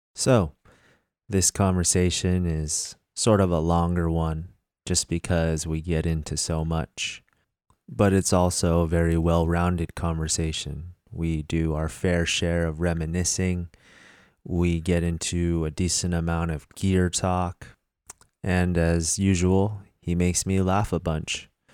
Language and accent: English; United States; being Korean American